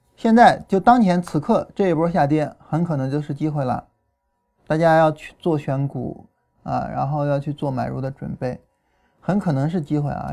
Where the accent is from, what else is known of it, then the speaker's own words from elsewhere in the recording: China; 我们中国人